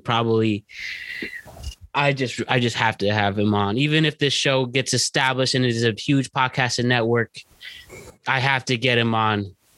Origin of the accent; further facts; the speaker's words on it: Norwalk, Connecticut, United States; We're all from Norwalk, Connecticut.